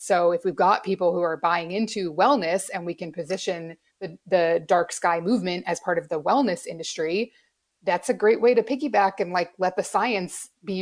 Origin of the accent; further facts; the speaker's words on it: Alaska, United States; I grew up in Alaska where it's light half the year